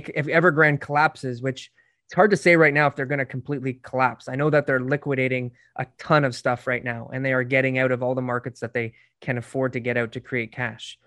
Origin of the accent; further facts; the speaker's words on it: Canada; my family came here in the fifties, so, you know, they dealt with those hardships for, for being Irish many, many years ago